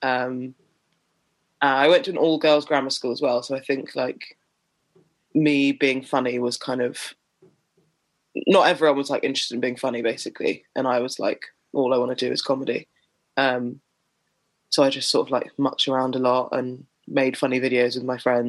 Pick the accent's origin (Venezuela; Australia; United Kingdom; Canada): United Kingdom; Sutton, London; I grew up in Sutton in South London.